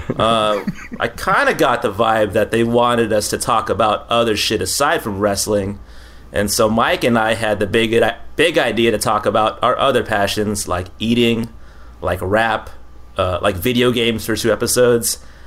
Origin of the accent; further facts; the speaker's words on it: Philippines; I'm Filipino